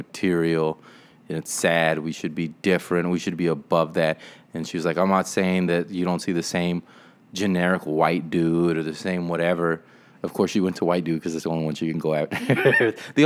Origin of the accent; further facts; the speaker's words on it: South Texas, United States; also born or lived in San Marcos, Texas; now in San Antonio, United States; I grew up in South Texas.